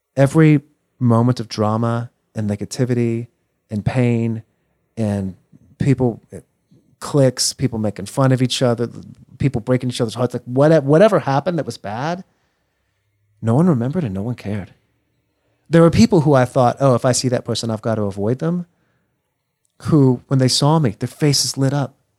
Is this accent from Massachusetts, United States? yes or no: no; Texas, United States; moved away as an adult; I grew up here in Texas